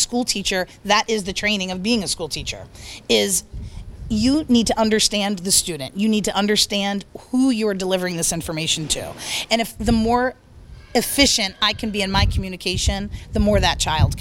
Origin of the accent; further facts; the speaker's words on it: northern New Jersey, United States; moved away; also born or lived in Delaware; I grew up on a horse farm in northern New Jersey